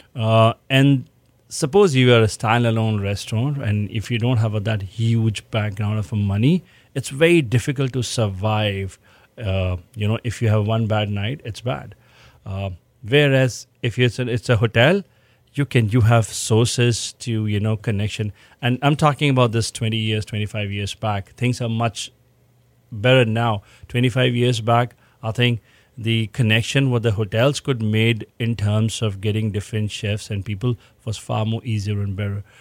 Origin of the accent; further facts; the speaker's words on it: Rajasthan, India; moved away as an adult; now in Houston, United States; I come from Rajasthan, born and brought up